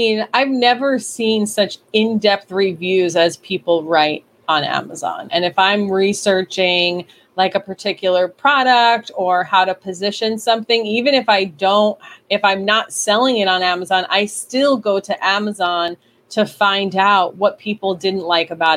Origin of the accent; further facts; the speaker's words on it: New York, United States; I'm from New York